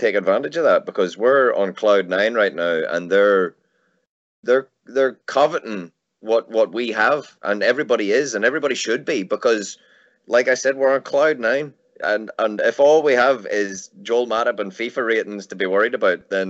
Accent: Ireland; I come from Ireland

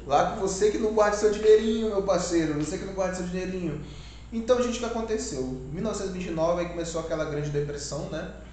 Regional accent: Maués, Amazonas, Brazil; aqui somos do Amazonas, Maués

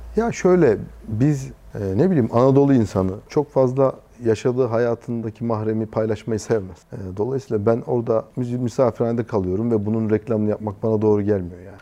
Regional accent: Konya, Turkey; also born or lived in Istanbul / Taşkent, Konya; Ben Konya'da doğdum. Konya'da büyüdüm. Liseyi Konya'da okudum.

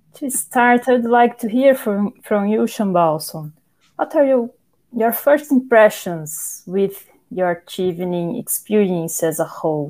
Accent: Brazil; moved away as an adult; now in York, United Kingdom; four Brazilian scholars studying at the University of York, …, …, …, and me

